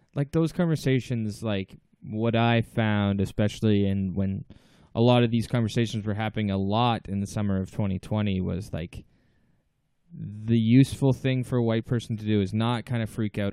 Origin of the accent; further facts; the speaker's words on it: Toronto, Ontario, Canada; we're two comedians from Toronto.